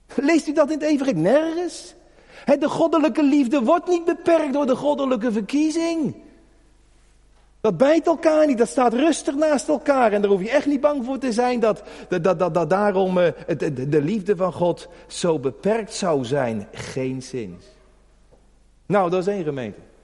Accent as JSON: {"language": "Dutch", "country": "Netherlands", "said": "als Hollander"}